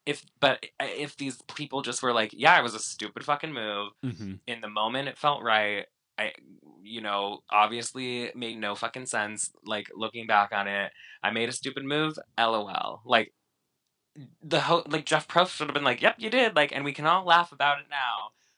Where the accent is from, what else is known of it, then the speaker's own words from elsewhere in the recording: China; Not from Mallorca. I'm from China.